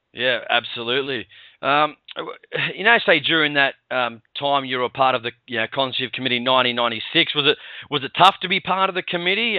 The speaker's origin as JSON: {"language": "English", "town": "Sydney", "region": "New South Wales", "country": "Australia", "said": "I'm I'm from Sydney"}